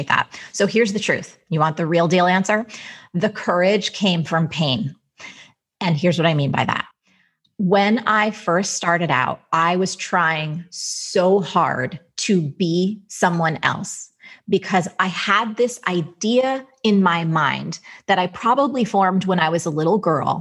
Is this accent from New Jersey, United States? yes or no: yes; New Jersey, United States; I'm from Jersey